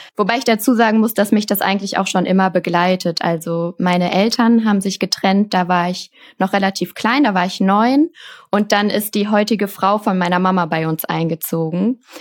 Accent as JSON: {"language": "German", "town": "Cologne", "region": "North Rhine-Westphalia", "country": "Germany", "said": "ich komme aus Köln"}